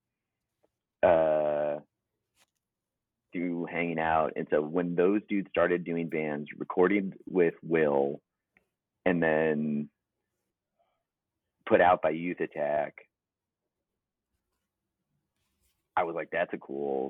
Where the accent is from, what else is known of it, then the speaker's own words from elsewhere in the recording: St. Louis, Missouri, United States; growing up in St. Louis